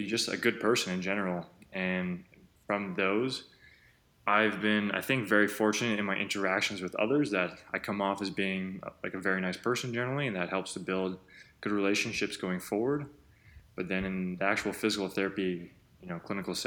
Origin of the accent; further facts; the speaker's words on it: Canada; I'm Canadian